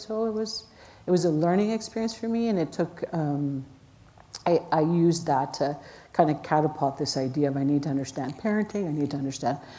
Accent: Alexander First Nation, Alberta, Canada; I grew up in the Alexander First Nation

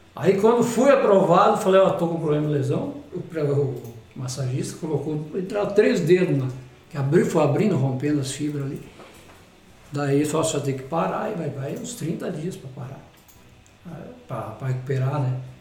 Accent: Anchieta, Santa Catarina, Brazil; moved away; já jogando futsal lá em Anchieta, na minha terra natal

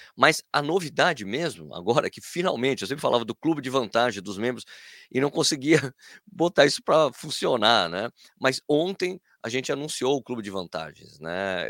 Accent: Brazil; como brasileiro

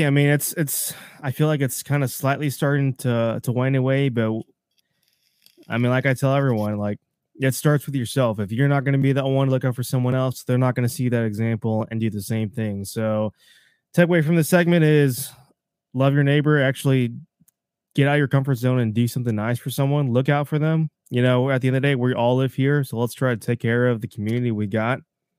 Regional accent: Texas, United States

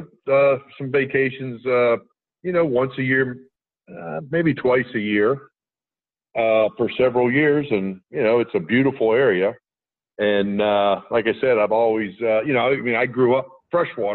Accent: Indiana, Pennsylvania, United States; moved away; I grew up in Western Pennsylvania

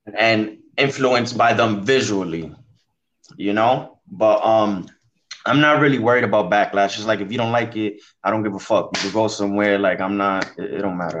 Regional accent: New York City, New York, United States; the Bronx influenced me heavy because I was born here, I was raised here

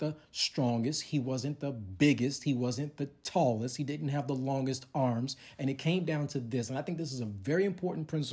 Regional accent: Chicago, Illinois, United States; moved away; also born or lived in Texas; I'm from Chicago

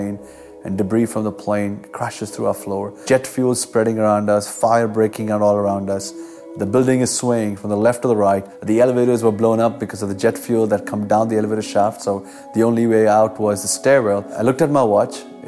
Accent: Kolkata, West Bengal, India; I grew up in Calcutta, India, a city of 21 million people

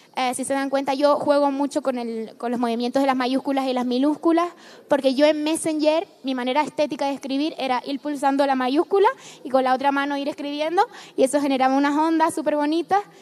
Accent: Canary Islands, Spain; moved away as an adult; also born or lived in Madrid; yo salí de la isla, pero me dejé el corazón en la isla

